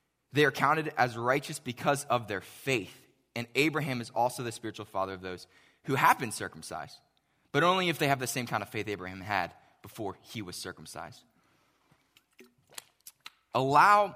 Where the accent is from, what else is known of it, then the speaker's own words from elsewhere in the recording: Pittsburgh, Pennsylvania, United States; moved away; I grew up in Pittsburgh